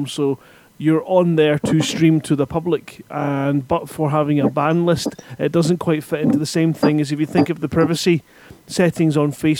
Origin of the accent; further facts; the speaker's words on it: Scotland, United Kingdom; I'm Scottish